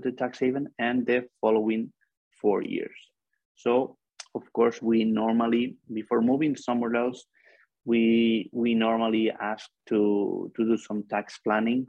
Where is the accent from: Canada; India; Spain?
Spain; Barcelona, Catalonia; I'm from Barcelona, Spain